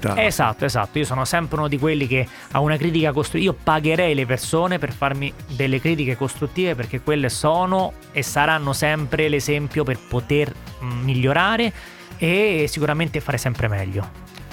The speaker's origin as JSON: {"language": "Italian", "town": "Rome", "region": "Lazio", "country": "Italy", "said": "sono di Roma"}